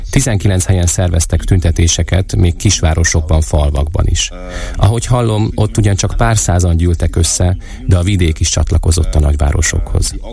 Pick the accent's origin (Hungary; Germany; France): Germany; Berlin; now in Munich, Germany; Münchenben, ahol tíz éve élek. Egyébként Berlinben nőttem fel.